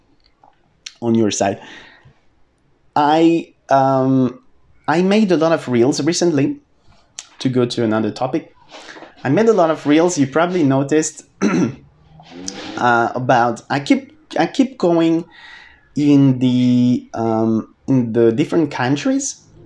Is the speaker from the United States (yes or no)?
no; France; moved away as an adult; also born or lived in United Kingdom / Australia; I lived in the UK, I lived in Australia, and then I came back to France